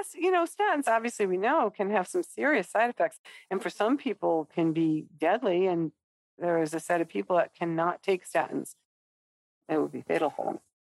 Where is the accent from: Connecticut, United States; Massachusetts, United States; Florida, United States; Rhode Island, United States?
Rhode Island, United States; I am from Rhode Island